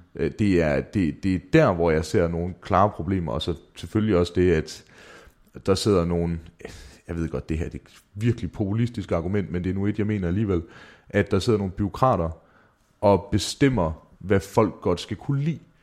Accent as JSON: {"language": "Danish", "town": "Mårslet", "region": "Central Denmark Region", "country": "Denmark", "tie": "born or raised there", "said": "mine tømmervenner hjemme i Morslet"}